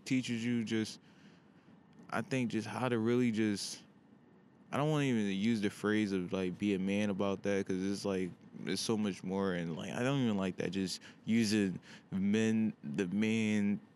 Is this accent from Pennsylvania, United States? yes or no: yes; Pennsylvania, United States; back home in my home state of PA